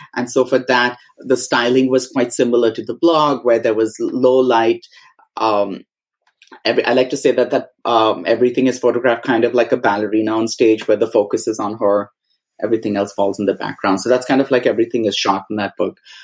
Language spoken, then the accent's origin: English; Mumbai, Maharashtra, India; moved away as an adult; also born or lived in Goa; now in United States; we had gone to Bombay where I was born and brought up.